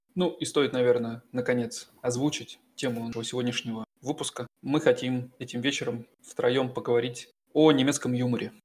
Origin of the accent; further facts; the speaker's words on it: Russia; now in Germany; я из России, а это несложно понять по моему немецкому